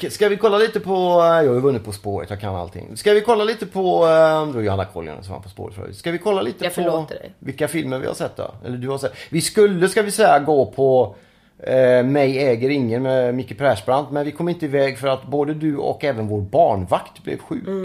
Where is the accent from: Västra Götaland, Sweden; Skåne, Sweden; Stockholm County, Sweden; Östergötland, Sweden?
Västra Götaland, Sweden; Gothenburg; Jag är uppväxt i Göteborg. Där har de ju Sveriges största filmfestival.